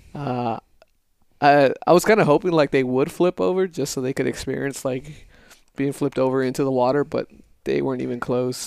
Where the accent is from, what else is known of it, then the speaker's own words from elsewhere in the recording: El Paso, Texas, United States; moved away as an adult; the first twenty years of my life was El Paso. Growing up there, going through school